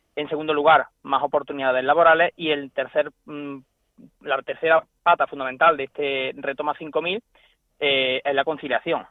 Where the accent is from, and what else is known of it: Hornachuelos, Andalusia, Spain